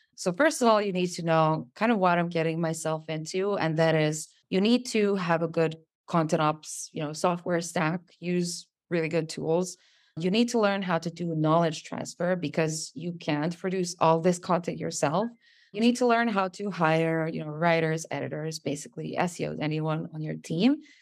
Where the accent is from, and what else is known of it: Serbia; English is a second language